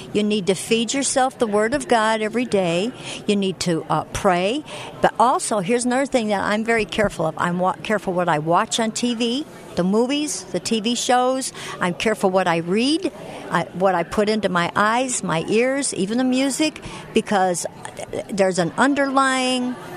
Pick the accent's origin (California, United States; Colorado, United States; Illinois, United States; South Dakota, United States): Illinois, United States; Chicago; I grew up in Chicago